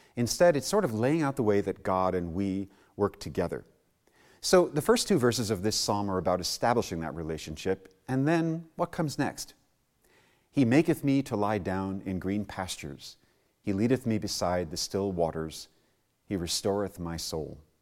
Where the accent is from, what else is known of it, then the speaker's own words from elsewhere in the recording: New York City, New York, United States; I was born and raised in New York City